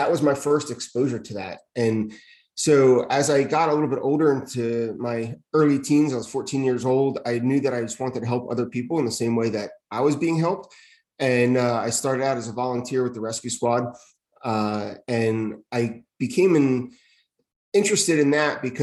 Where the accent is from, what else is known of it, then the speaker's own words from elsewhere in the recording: East Windsor, New Jersey, United States; I got hired in my hometown in East Windsor